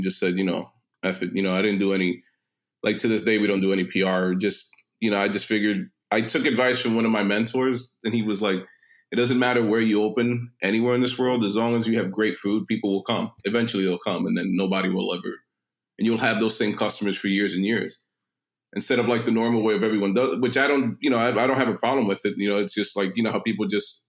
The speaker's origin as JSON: {"language": "English", "town": "New York City", "region": "New York", "country": "United States", "tie": "born or raised there", "also_born_or_lived": "Long Island City, Queens / Astoria, Queens", "said": "I grew up in the city. I grew up in Manhattan mostly for most of my life, lived in Long Island City a little bit in Astoria as a kid"}